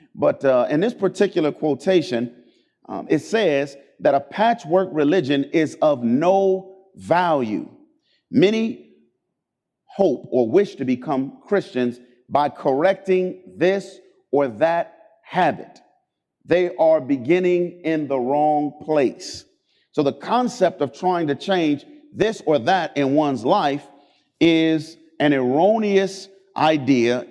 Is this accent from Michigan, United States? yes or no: no; Cleveland, Ohio, United States; I grew up in Cleveland, Ohio